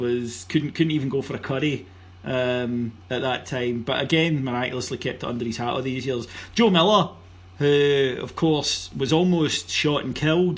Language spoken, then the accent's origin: English; Cameroon; when I was growing up in Cameroon, I listened to the BBC World Service